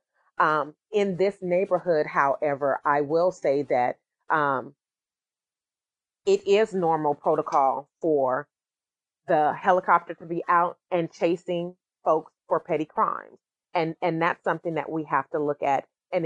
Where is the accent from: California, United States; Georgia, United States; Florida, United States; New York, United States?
California, United States; Sacramento; I'm from the Meadowview neighborhood